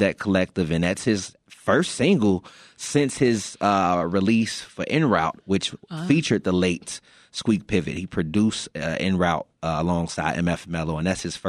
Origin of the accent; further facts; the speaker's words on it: Chicago, Illinois, United States; I'm from the West Side